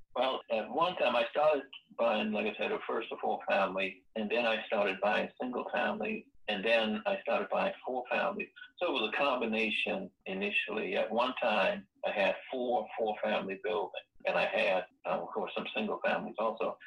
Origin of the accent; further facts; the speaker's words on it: Johns Island, South Carolina, United States; originally I'm from Johns Island, South Carolina. That's Johns Island is on the outskirts of Charleston, South Carolina. So I, I we grew up poor